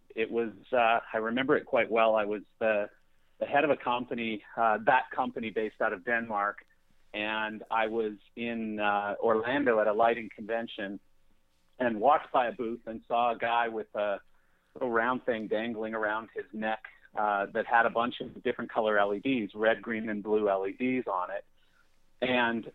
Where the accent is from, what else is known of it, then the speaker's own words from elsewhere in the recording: Calgary, Alberta, Canada; moved away as an adult; also born or lived in Chicago; now in Palm Beach County, United States; I grew up in Calgary, Canada, of course, home of the Calgary Flames